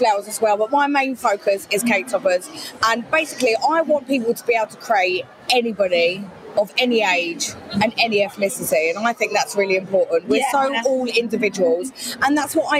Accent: Brighton, South East England, United Kingdom; now in Essex, United Kingdom; Where do I come? I'm from Brighton.

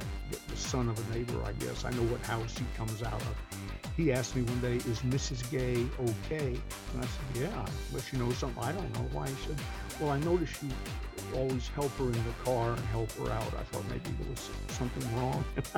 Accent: the South, United States; But I'm a Southern gentleman. I'm 78 years old. I was raised in the South by a Southerner, and plus my mother. But my dad was an old Alabamian.

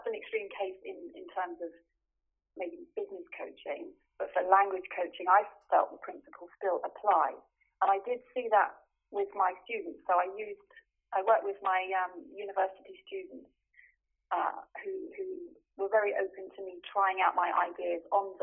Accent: United Kingdom; moved away as an adult; now in Stuttgart, Germany; I am British and recently also German, and I have lived in Germany for the last 23 years.

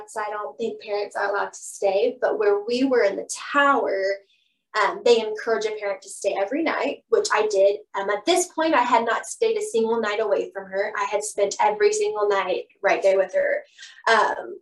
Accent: Bethany, Oklahoma, United States; I'm from Bethany. Normal, like originally from Bethany

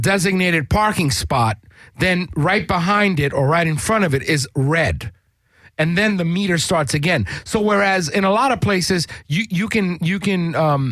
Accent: New York, United States; now in Los Angeles, United States; I'm originally from New York

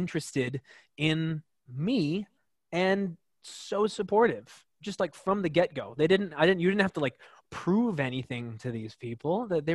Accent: Colorado, United States; moved away as an adult; now in New York, United States; I'm from a really small town

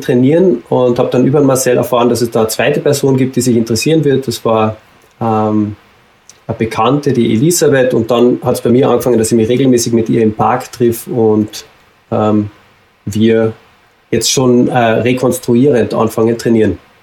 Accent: Carinthia, Austria; moved away as an adult; also born or lived in Salzburg; ich komme ursprünglich aus Kärnten

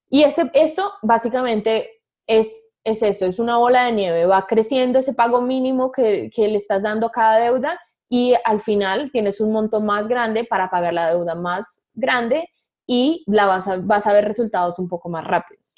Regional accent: Colombia; moved away; una nómada digital colombiana

